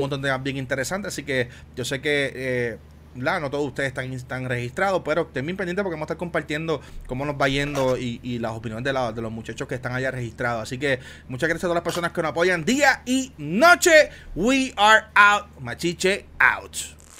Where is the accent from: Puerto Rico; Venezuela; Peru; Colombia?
Puerto Rico; especialmente el área sur de Puerto Rico, donde yo soy, de Juanadía, de Ponce